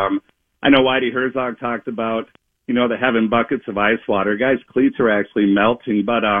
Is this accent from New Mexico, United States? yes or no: no; East St. Louis, Illinois, United States; now in Bemidji, United States; I grew up in the East St. Louis area and went to quite a few St. Louis games in the mid 80s.